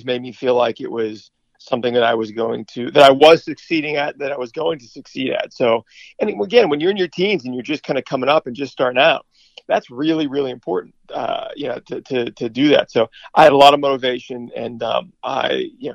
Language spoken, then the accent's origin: English; Pittsburgh, Pennsylvania, United States; moved away; growing up in Pittsburgh